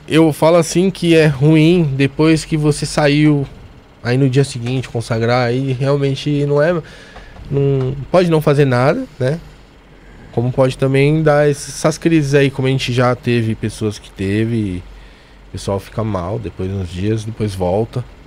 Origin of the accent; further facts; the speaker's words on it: São Paulo, Brazil; moved away; Eu venho de Bopiranga. Um dos lugares mais perigosos de São Paulo.